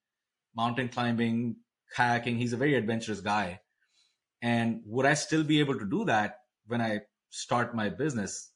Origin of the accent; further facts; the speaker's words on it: India; moved away; growing up in India, there was a big pressure on education